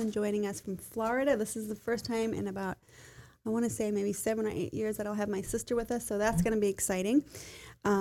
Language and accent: English; South Africa; I grew up in South Africa, and of course Christmas is in the summertime